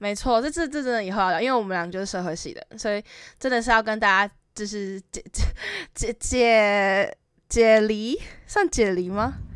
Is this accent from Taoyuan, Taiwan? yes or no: yes; Taoyuan, Taiwan; 我是桃园人